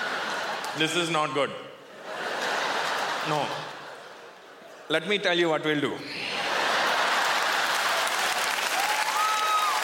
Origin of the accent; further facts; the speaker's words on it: Canada; Good to be home, man. Canada